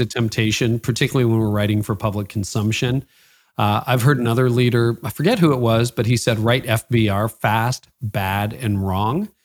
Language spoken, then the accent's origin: English; Toronto, Ontario, Canada; Toronto connections, my hometown